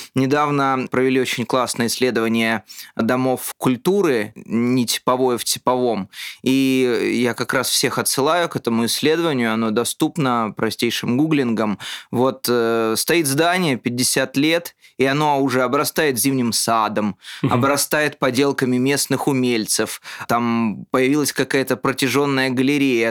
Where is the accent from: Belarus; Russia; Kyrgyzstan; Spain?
Russia; Moscow; born or raised there